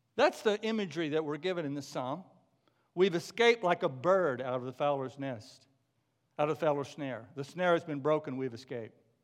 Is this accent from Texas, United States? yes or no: yes; McKinney, Texas, United States; moved away; my hometown of McKinney, Texas